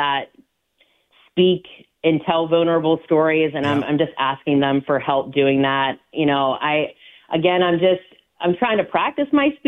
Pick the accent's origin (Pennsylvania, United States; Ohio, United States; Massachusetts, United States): Pennsylvania, United States; McCandless; I grew up in McCandless Township